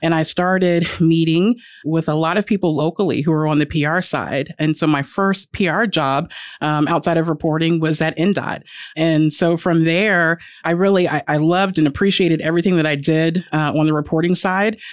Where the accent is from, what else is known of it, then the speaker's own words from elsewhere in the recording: Indianapolis, Indiana, United States; also born or lived in Virginia / North Carolina; I was born and raised here in Indy